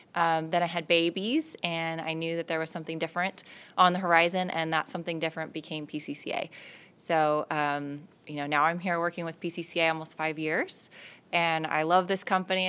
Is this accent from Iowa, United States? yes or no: no; California, United States; also born or lived in Las Vegas, Nevada; I was born and raised in California